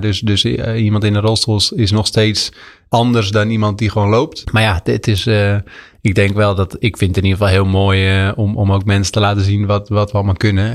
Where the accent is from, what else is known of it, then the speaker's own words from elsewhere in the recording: Vrouwenakker, South Holland, Netherlands; net onder de rook van Amsterdam in het plaatsje Vrouwenakker. Uh, oh, gemeente Nieuwkoop